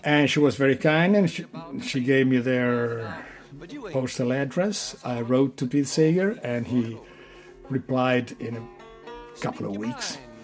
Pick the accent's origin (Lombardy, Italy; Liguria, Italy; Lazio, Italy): Liguria, Italy; Genoa; born in Genova, Italy